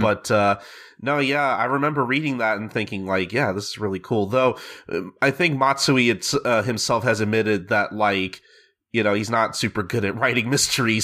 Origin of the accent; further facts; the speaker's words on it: United States; I'm an American